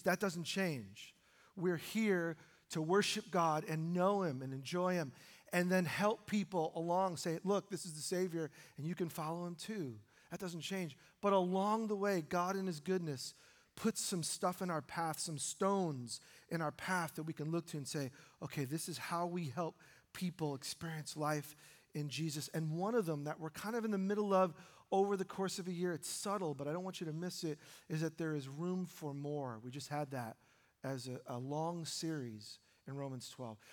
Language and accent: English; New York, United States; now in Oregon, United States; my wife and I were born in New York